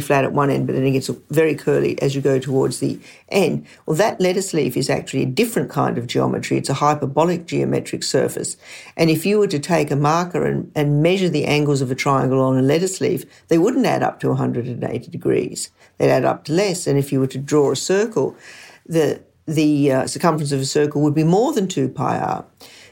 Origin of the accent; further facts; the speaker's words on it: Brisbane, Queensland, Australia; we grew up in Brisbane, Australia, which is the state where the Great Barrier Reef is.